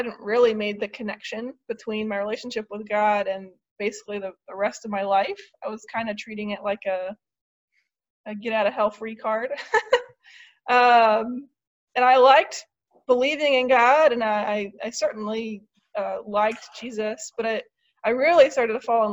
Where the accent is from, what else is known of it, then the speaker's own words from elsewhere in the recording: Marysville, Ohio, United States; moved away as an adult; also born or lived in Dayton, Ohio; now in Kent, United States; I was born in Dayton, but I grew up in Marysville, graduated from Marysville High School